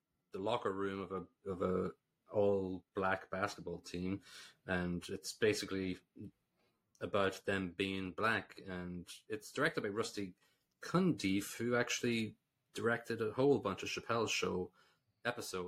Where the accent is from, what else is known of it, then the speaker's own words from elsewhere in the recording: Ireland; as an Irish person